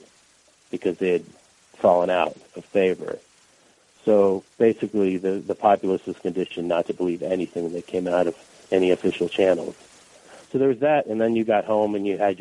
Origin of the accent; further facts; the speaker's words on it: Boston, Massachusetts, United States; first language Russian; English is a second language; moved away as an adult; also born or lived in Moscow, Russia; now in Chicago, United States; That's where we moved to from the Soviet Union when I was 7.